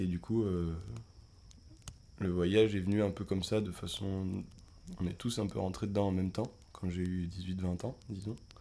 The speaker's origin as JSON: {"language": "French", "area": "Beaujolais", "region": "Auvergne-Rhône-Alpes", "country": "France", "said": "on vient du Beaujolais"}